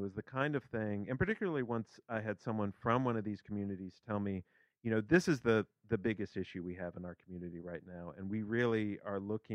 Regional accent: central Kentucky, United States; I'm from Kentucky originally, not the Appalachian part of Kentucky. So I'm from central Kentucky.

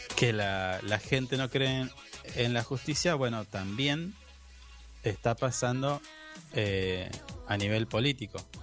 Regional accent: Argentina; nuestro, de los argentinos

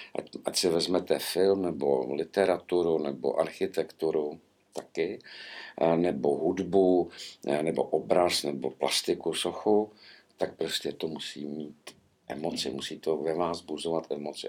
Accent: Prague, Czechia; když jsem byl malý v 60. letech, tak ještě jezdili po Praze ty starý tramvaje

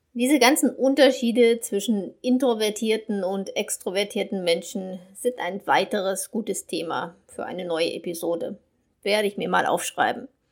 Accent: Germany; first language German; moved away as an adult; also born or lived in Brazil; now in Latin America; als Deutsche, die im Ausland lebt

